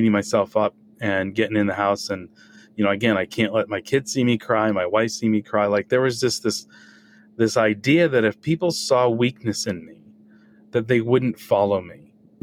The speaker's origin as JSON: {"language": "English", "region": "New England", "country": "United States", "tie": "born or raised there", "said": "growing up in New England with the parents I had"}